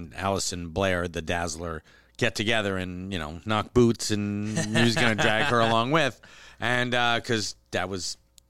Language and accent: English; Canada; hey, you know, I'm Canadian. I don't really care.